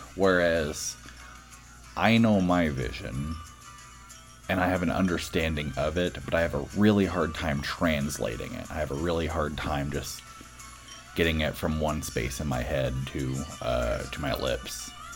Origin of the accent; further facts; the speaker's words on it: Boston, Massachusetts, United States; I'm from Boston.